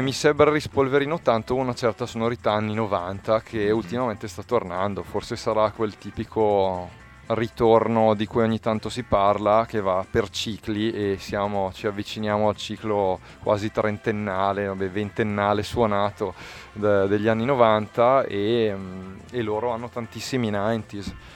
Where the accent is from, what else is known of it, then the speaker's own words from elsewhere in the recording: Bergamo area, Lombardy, Italy; dalle nostre parti, cioè in Bergamasca